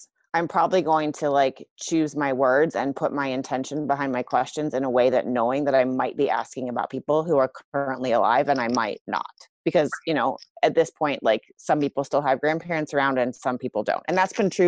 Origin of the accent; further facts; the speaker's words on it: Iowa, United States; I grew up in Iowa.